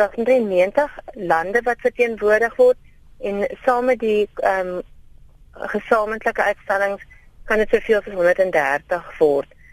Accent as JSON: {"language": "Afrikaans", "region": "Karoo", "country": "South Africa", "said": "Karoo lams curry wat dan nou ook praat van my werk in die wêreld waar ek vandaan kom"}